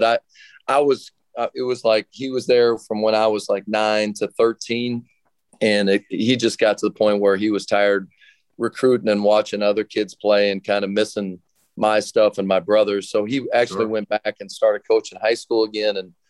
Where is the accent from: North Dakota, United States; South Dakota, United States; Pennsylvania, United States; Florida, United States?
South Dakota, United States; moved away; also born or lived in Portland / Cleveland; I'm from South Dakota